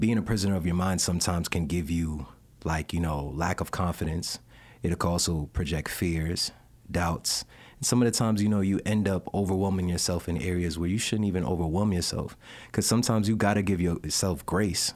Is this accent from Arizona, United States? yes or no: no; New York, United States; I'm from New York originally.